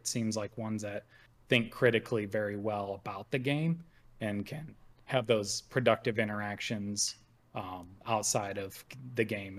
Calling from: New Hampshire, United States; And this time I'm calling from New Hampshire.

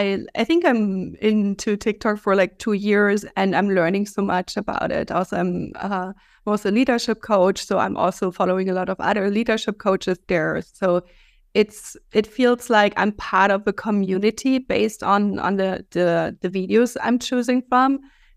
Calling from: Valencia, Valencian Community, Spain; I'm in Valencia, Spain.

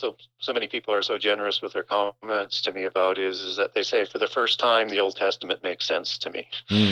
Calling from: Saskatchewan, Canada; I am calling from Northern Saskatchewan, and most people won't know where the location is, but it's literally as you go up the center of the province

